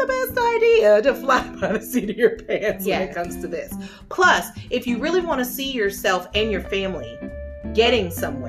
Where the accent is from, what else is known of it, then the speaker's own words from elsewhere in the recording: Ohio, United States; now in Florida, United States; I'm from Ohio